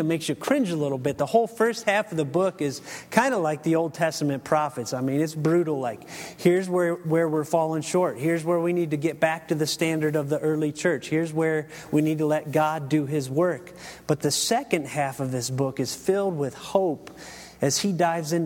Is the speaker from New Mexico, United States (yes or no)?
no; Ohio, United States; now in Arizona, United States; we grew up in Ohio